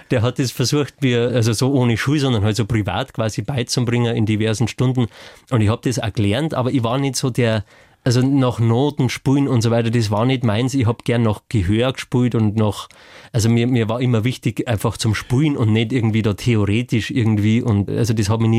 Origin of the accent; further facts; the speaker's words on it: Bavaria, Germany; also ich bin äh, laut Pass in Oberbayern geboren, beide Eltern sind Oberbayern tatsächlich, aber weil das so grenznah war, haben sie dann äh